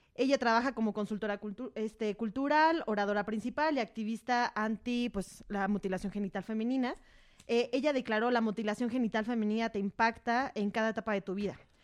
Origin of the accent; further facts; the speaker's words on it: Mexico; como mexicanos